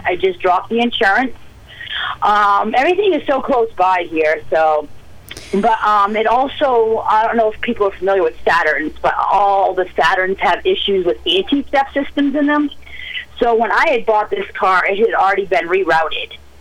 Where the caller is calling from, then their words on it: Mexico, Maine, United States; I'm calling from Mexico